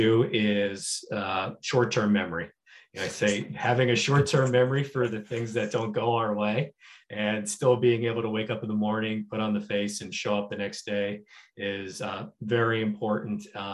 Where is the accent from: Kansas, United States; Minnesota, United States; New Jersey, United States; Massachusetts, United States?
New Jersey, United States; moved away as an adult; also born or lived in Chicago; I'm a kid from New Jersey originally